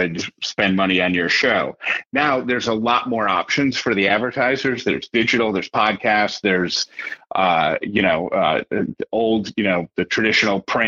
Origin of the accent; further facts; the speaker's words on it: Syracuse, New York, United States; moved away; also born or lived in Atlanta; I grew up in Syracuse, my parents lived in Syracuse